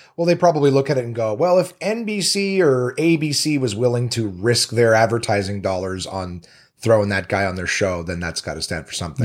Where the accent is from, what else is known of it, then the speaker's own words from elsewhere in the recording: Canada; now in Los Angeles, United States; as a Canadian